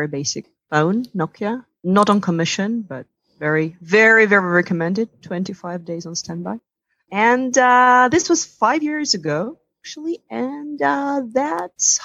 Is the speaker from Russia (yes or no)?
yes; Russia; moved away as an adult; also born or lived in Italy / New York / London; I come from Russia. I grew up there.